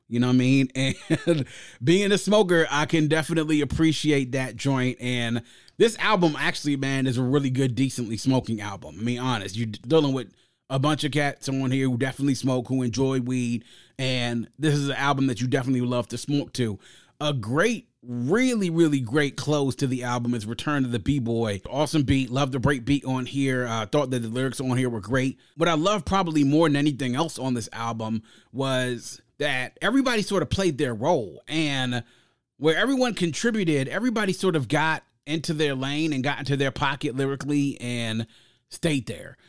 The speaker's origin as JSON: {"language": "English", "area": "Prince George's County", "region": "Maryland", "country": "United States", "tie": "born or raised there", "said": "growing up in Prince George's County, right outside the nation's capital, Jonah was our thing"}